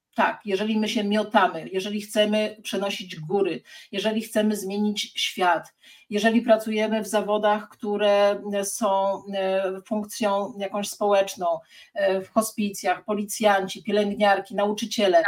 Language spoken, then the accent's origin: Polish; Sierpc, Masovian Voivodeship, Poland; also born or lived in Gdańsk; now in Warsaw, Poland; Ja jestem z sierpca koło Płocka